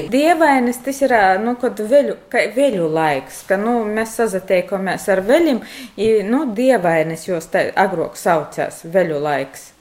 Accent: Latgale, Latvia; Tas ir apliecinājums, kas esmu no Latgalis.

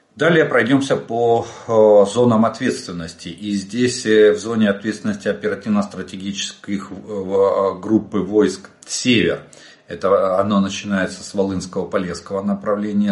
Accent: Ukraine; мы из Украины.

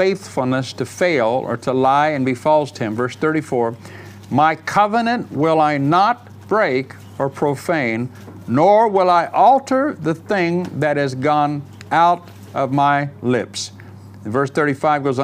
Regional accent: United States; moved away as an adult; now in England, United Kingdom; I grew up in America

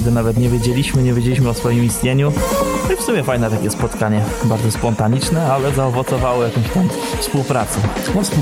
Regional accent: Świebodzice, Lower Silesian Voivodeship, Poland; 26 latek jeszcze, pochodzę ze Świebodzic, małe mieścinki

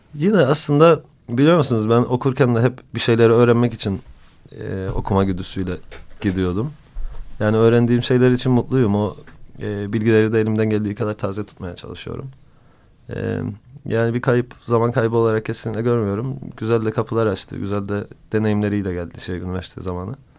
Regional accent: Cyprus; bir Kıbrıslı olarak

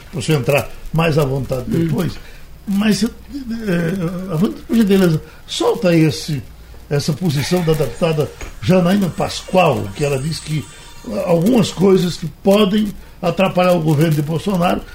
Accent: Brazil; nós somos brasileiros, nascemos aqui, moramos aqui, estamos aqui, vamos ficar aqui

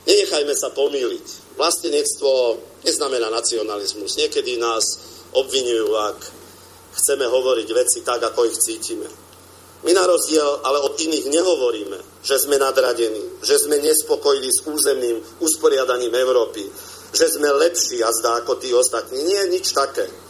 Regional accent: Slovakia; Jedným slovom hovoríme, že sme Slováci a nehovoríme to ako nacionalisti, ale ako vlastenci.

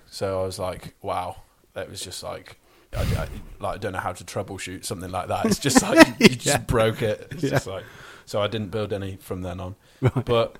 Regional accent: Pershore, West Midlands, United Kingdom; I'm from Pershore.

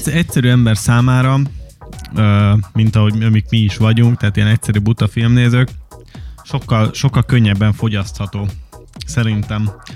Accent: Hungary; magyarok vagyunk

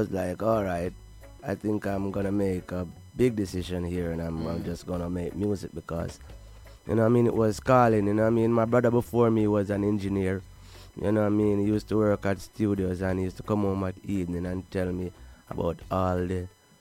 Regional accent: Kingston, Jamaica; born or raised there

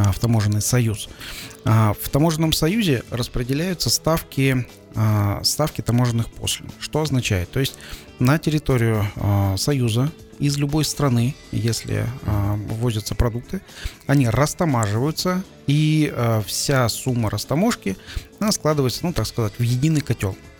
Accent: Kazakhstan

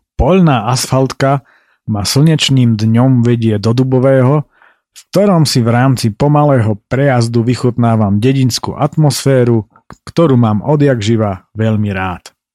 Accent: Slovakia; som sa narodil práve v Tatrách

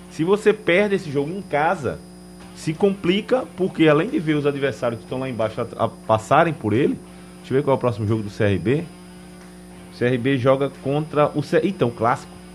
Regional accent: Northeast Region, Brazil; nós somos aqui do Nordeste

